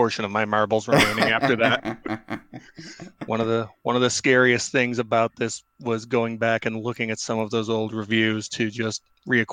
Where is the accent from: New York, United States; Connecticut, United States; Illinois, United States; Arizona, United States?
Illinois, United States; Chicago; I grew up and live in Chicago